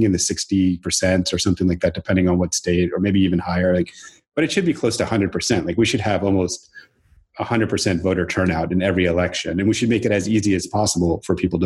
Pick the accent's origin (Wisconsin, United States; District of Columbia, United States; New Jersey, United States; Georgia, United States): Georgia, United States; Atlanta; moved away as an adult; also born or lived in California; now in Portland, United States; I grew up in Atlanta and then left when I was 23